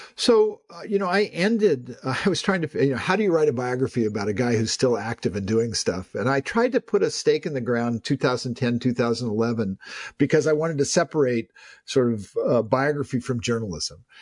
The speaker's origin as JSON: {"language": "English", "town": "Palo Alto", "region": "California", "country": "United States", "tie": "born or raised there", "said": "I'm someone who grew up in Silicon Valley"}